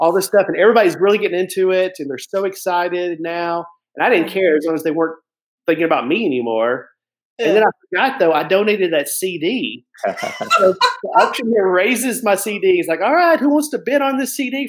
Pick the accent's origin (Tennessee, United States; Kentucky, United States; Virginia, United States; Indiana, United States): Tennessee, United States; Lebanon; moved away; my hometown that I grew up in Tennessee.